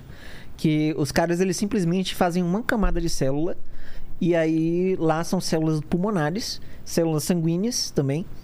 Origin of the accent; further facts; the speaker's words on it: Fortaleza, Ceará, Brazil; Cara, é, eu nasci em Fortaleza. Eu sou nascido e criado lá.